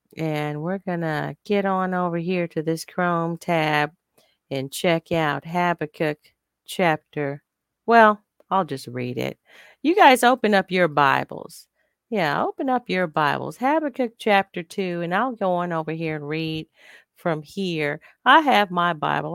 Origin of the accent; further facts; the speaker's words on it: United States; as an African-American woman